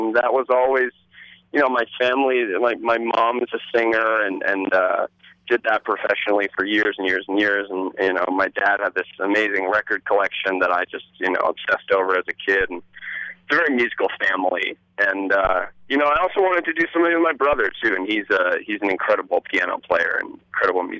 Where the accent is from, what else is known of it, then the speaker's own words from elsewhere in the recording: Ithaca, New York, United States; moved away as an adult; now in Brooklyn, United States; We grew up in Ithaca, New York